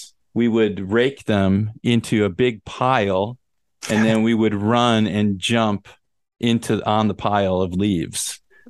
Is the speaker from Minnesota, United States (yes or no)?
yes; Minnesota, United States; I grew up in Minnesota, where there's a very beautiful fall.